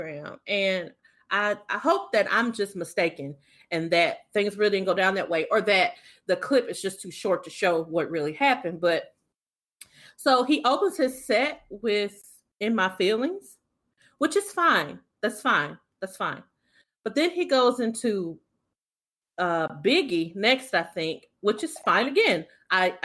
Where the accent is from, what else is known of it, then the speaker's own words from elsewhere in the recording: the South, United States; as a Southerner, even though I'm not from New Orleans